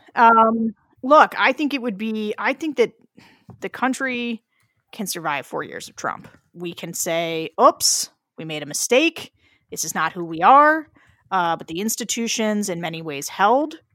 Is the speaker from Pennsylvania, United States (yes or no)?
yes; Pennsylvania, United States; I am from Pennsylvania